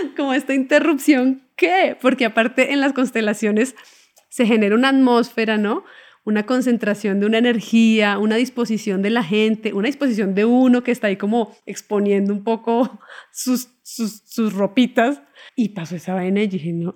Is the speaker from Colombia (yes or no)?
yes; Bogotá, Colombia; moved away as an adult; also born or lived in Cuba / Buenos Aires, Argentina; yo me fui de, mm, de Bogotá a estudiar cine en Cuba